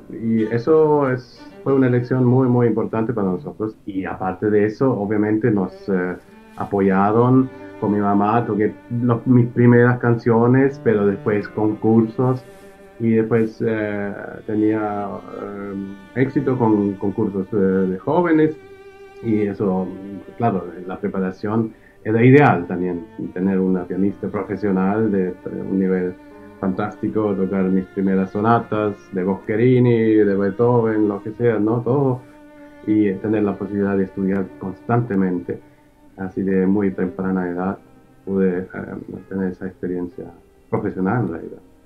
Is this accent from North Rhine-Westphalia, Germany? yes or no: no; near Karlsruhe, Baden-Württemberg, Germany; also born or lived in Gifhorn, Germany; ahí es donde realmente me, crié, en, cerca de Karlsruhe